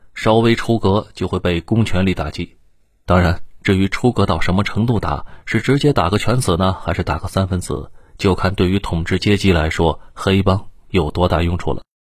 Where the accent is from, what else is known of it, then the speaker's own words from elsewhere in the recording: China; 作为内地人